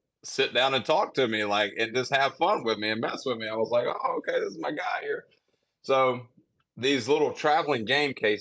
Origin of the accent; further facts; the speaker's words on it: Mississippi, United States; I'm from Mississippi